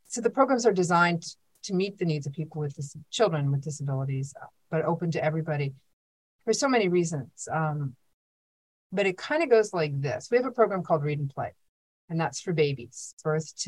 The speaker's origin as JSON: {"language": "English", "town": "Pittsburgh", "region": "Pennsylvania", "country": "United States", "tie": "born or raised there", "also_born_or_lived": "Brooklyn", "moved": "yes", "said": "I grew up in Pittsburgh"}